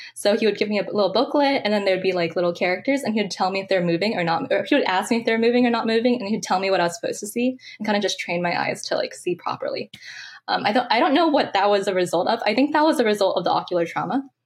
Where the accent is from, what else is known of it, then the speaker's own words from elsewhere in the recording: San Francisco, California, United States; I'm from San Francisco, California. Um, I actually grew up really close to Golden Gate Park, actually two blocks away